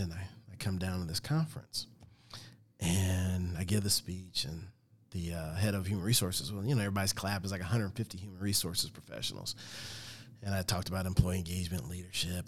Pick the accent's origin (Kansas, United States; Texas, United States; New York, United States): Kansas, United States; Olathe; I grew up in Olathe, Kansas, just a small town